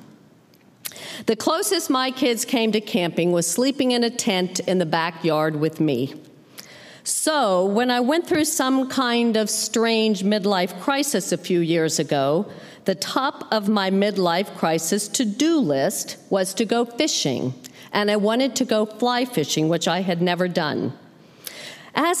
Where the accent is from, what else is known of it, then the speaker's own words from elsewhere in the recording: Colorado, United States; the fishing I grew up with in Colorado